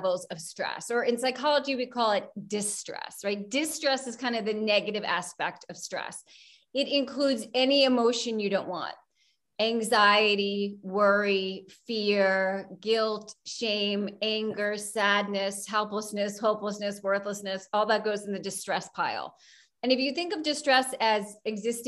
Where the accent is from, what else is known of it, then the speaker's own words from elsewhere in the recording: outside of New York, United States; moved away as an adult; now in Chicago, United States; I grew up outside of New York